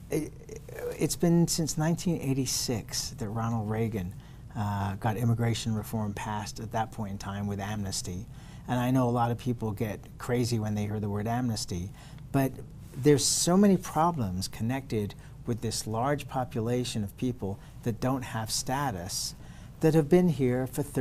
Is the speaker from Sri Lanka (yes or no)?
no; England, United Kingdom; I came from England, so same story.